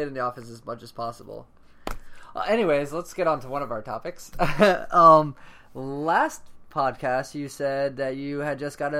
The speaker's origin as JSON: {"language": "English", "town": "Orlando", "region": "Florida", "country": "United States", "moved": "yes", "lives_now": "California, United States", "said": "I'm from Orlando, Florida."}